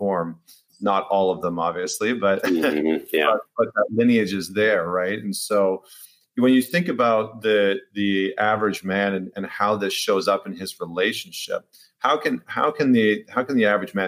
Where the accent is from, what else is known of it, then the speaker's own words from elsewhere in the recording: Alberta, Canada; I grew up in Canada, in Alberta